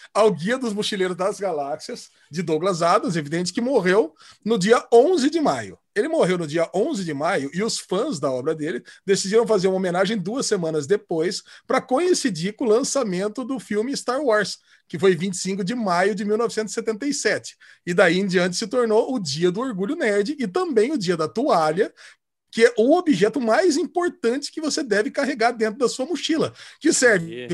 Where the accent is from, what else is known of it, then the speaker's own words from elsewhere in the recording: Campinas, São Paulo, Brazil; Aí eu saí do Estreado São João para ir para o São José, aqui de Campinas. Depois eu fui para ETEC